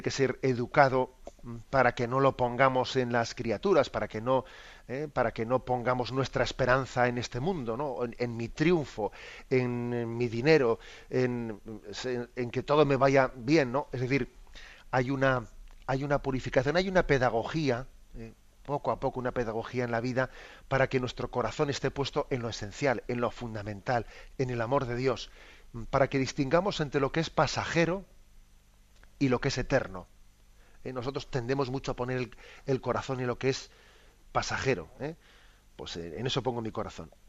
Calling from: Madrid, Community of Madrid, Spain; Soy … de Madrid.

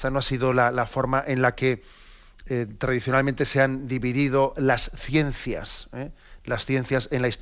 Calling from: Arrecife, Canary Islands, Spain; Buenos días, eh, Monseñor. … de Arrecife.

